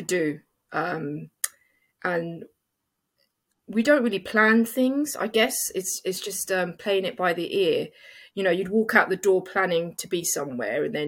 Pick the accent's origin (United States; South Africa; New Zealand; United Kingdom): United Kingdom; London; it's my hometown.